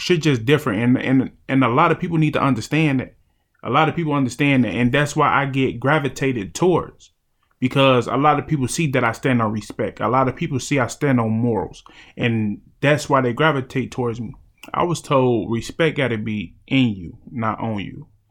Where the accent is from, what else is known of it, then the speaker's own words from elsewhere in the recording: Chicago, Illinois, United States; growing up in Chicago made me who I am today.